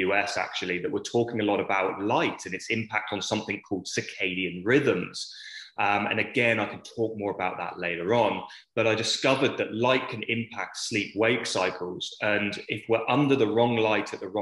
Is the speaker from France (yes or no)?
no; England, United Kingdom; accent: British; moved away as an adult; now in Australia; I grew up in a small town in England